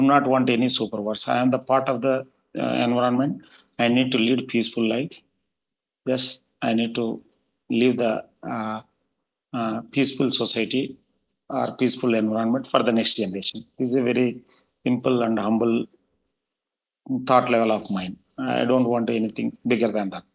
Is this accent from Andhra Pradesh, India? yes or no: yes; Anantapur, Andhra Pradesh, India; also born or lived in Srisailam / Warangal; I was born and brought up in Anantapur, a small village.